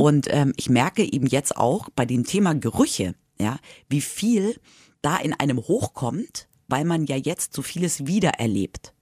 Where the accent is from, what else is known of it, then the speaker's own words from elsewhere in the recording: Madrid, Community of Madrid, Spain; now in Germany; Ich bin ja in Spanien aufgewachsen